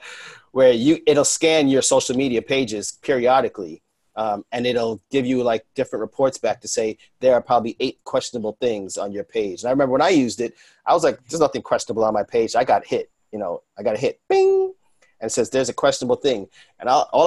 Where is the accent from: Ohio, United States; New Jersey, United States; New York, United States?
New York, United States; New York City; being a New Yorker